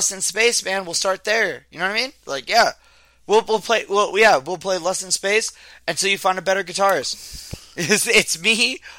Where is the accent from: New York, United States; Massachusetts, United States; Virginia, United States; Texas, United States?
Virginia, United States; Richmond; I was born in Richmond.